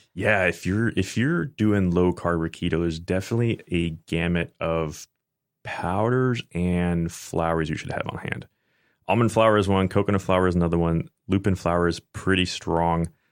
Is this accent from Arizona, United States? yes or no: no; Tampa, Florida, United States; also born or lived in Oldsmar, Florida; I basically grew up in Tampa